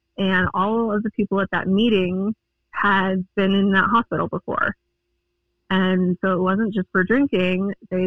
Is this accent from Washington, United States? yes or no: no; Longmont, Colorado, United States; also born or lived in Greeley, Colorado; I'm a Colorado native. I was born in Greeley, and I've lived in the Longmont area the rest of my life since I was 3 years old